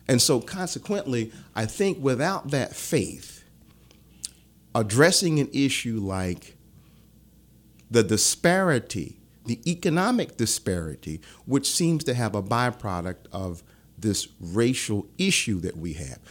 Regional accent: Philadelphia, Pennsylvania, United States; born or raised there; moved away; also born or lived in Omaha, Nebraska / Baton Rouge

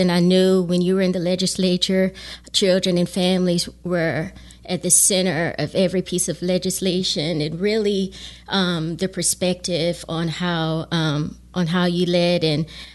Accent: Lafayette, Louisiana, United States; now in Baton Rouge, United States; I'm from Lafayette

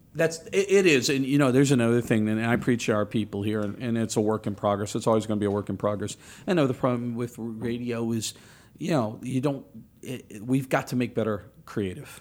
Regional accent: New Orleans, Louisiana, United States; I grew up down in New Orleans

